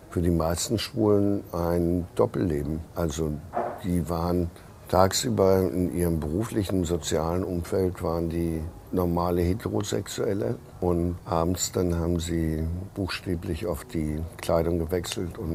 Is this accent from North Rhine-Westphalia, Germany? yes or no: no; Hamburg, Germany; Ich bin Hamburger, also insofern.